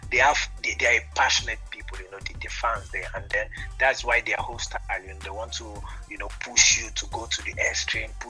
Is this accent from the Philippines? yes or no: no; Bayelsa, Nigeria; English is a second language; moved away as an adult; also born or lived in Malatya, Turkey; directly I came from from Bayelsa. I came to, to, to Turkey.